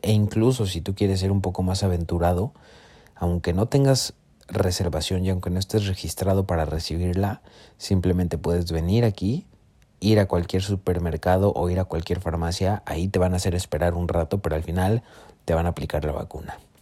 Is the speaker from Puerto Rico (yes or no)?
no; Mexico; en nuestro país, por lo menos yo hablo de México